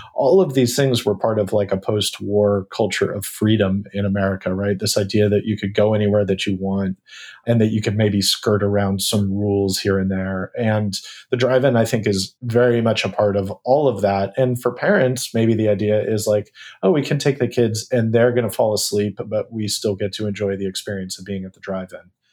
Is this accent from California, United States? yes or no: yes; Northern California, United States; moved away; also born or lived in Atlanta; I grew up in Northern California, you know, when I was in elementary school